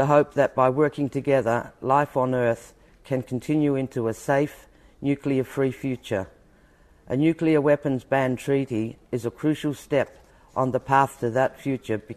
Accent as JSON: {"language": "English", "area": "Koonibba Mission", "region": "South Australia", "country": "Australia", "tie": "born or raised there", "said": "I was born in 1951 on Knibba Mission."}